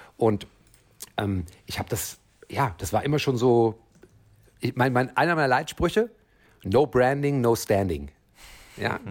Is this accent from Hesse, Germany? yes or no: yes; Frankfurt, Hesse, Germany; Ich komme ja eigentlich aus Frankfurt